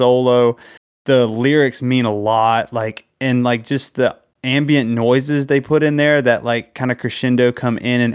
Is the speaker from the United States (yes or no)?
yes; North Carolina, United States; I grew up in North Carolina around a lot of it